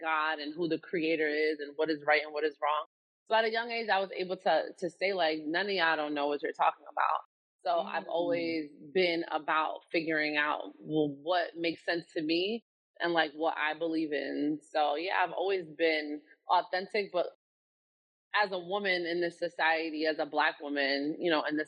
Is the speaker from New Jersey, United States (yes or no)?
yes; North New Jersey, United States; I'm from North New Jersey